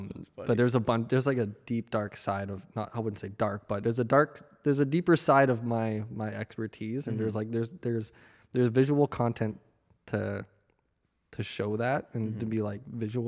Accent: Victoria, British Columbia, Canada; born there; also born or lived in Winnipeg, Canada; I was born in BC. So I was born in Vancouver Island, so Victoria.

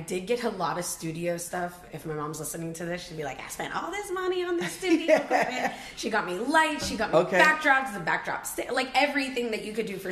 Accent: Florida, United States; moved away as an adult; also born or lived in California; I was born and raised in Florida

